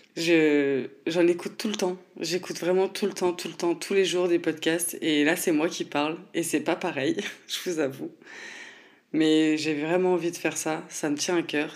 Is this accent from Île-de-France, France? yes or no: no; Nancy, Grand Est, France; je viens de Nancy